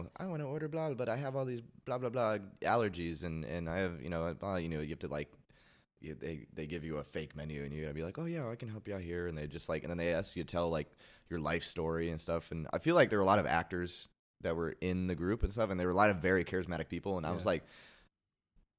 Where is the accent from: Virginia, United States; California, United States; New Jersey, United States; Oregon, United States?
Oregon, United States; Portland; moved away; I'm from Portland